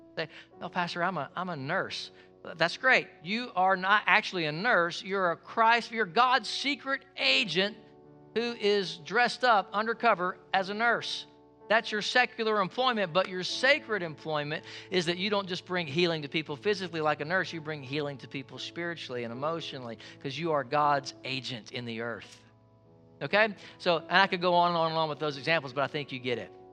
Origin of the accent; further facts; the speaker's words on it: United States; I'm American